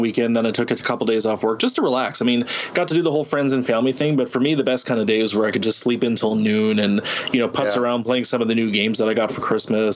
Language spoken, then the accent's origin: English; Canada